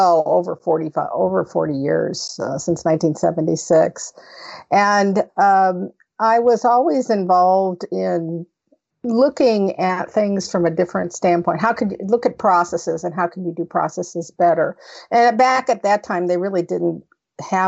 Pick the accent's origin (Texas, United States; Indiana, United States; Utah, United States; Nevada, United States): Nevada, United States; Las Vegas; I'm out of Las Vegas, Nevada, which is my hometown